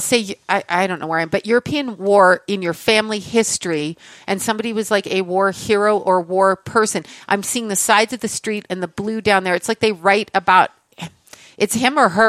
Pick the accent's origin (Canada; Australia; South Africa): Canada; I'm Canadian